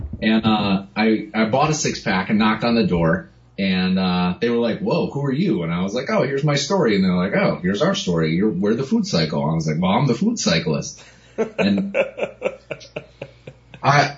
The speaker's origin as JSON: {"language": "English", "region": "Connecticut", "country": "United States", "tie": "born or raised there", "also_born_or_lived": "New York City", "moved": "as an adult", "said": "I grew up in Connecticut."}